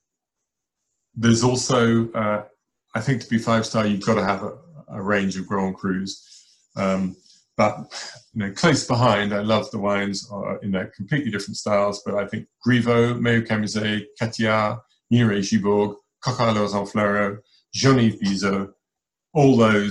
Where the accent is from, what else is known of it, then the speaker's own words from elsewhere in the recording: Hampshire, South East England, United Kingdom; when I was a boy and growing up in Hampshire